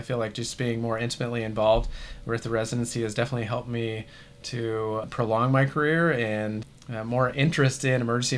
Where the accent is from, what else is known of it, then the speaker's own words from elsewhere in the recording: Kansas, United States; also born or lived in Washington / North Dakota; I was born in Washington State and moved to North Dakota, and then finished out like high school and stuff in Kansas.